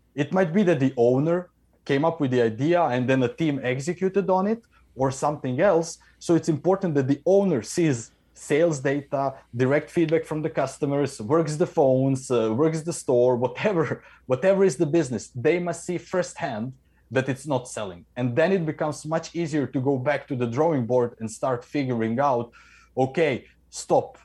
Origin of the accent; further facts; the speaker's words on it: Croatia; now in Norway; I am in Norway, but I come from Croatia